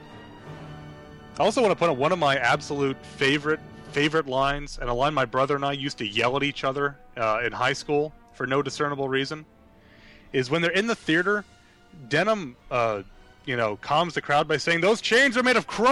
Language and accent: English; New York, United States; As a New Yorker